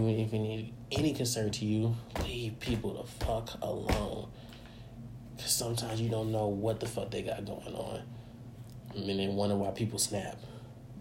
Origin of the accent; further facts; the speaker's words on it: Georgia, United States; In my hometown, no less, in Georgia, my home state, no less, in Georgia, over in Cobb County